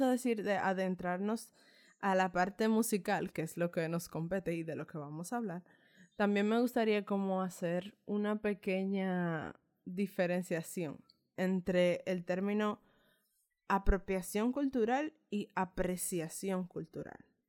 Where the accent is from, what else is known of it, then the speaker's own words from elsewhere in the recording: Dominican Republic; nosotros como latinoamericanos, específicamente como dominicanos, eh, somos una raza mezclada.